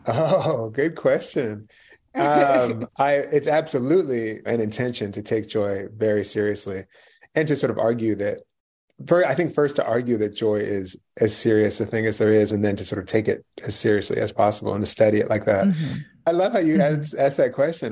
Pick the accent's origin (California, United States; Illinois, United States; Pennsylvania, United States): Pennsylvania, United States; right outside of Philadelphia; I grew up right outside of Philly.